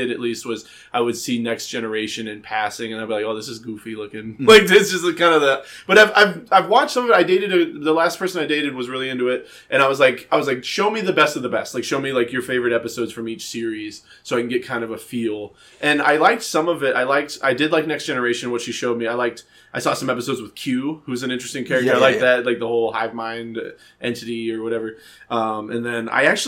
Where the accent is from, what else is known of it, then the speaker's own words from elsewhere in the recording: Florida, United States; moved away as an adult; now in Portland, United States; I'm from Florida